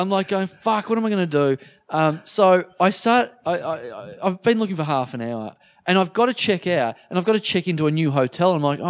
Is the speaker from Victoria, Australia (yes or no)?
no; Maryborough, Queensland, Australia; moved away; Maryborough, to my hometown